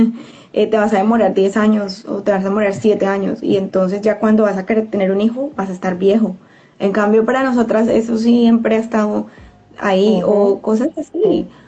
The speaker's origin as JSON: {"language": "Spanish", "country": "Colombia", "said": "como mujeres latinas, eh, digamos, colombianas"}